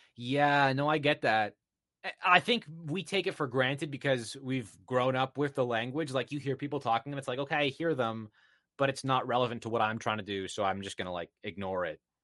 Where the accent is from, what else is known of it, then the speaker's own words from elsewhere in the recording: Canada; I'm Canadian